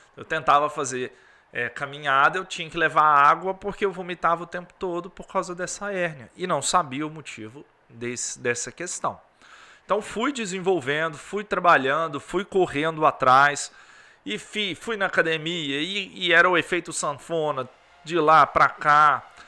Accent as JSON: {"language": "Portuguese", "town": "Governador Valadares", "region": "Minas Gerais", "country": "Brazil", "said": "Sou aqui de Valadares, uma cidade quente"}